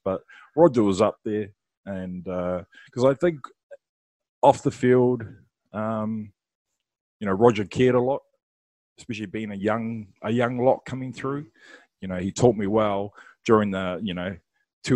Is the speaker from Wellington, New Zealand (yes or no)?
yes; Wellington, New Zealand; I'm from Wellington.